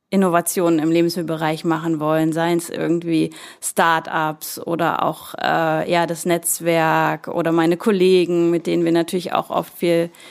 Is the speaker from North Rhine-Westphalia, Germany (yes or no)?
no; Lübeck, Schleswig-Holstein, Germany; Ist meine Heimatstadt Lübeck.